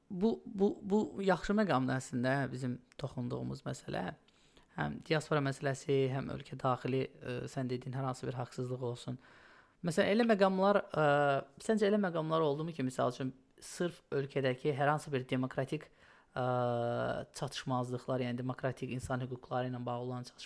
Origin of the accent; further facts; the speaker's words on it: Odesa, Odesa Oblast, Ukraine; now in New York, United States; Mən ömrü boyu Odessada böyümüşəm.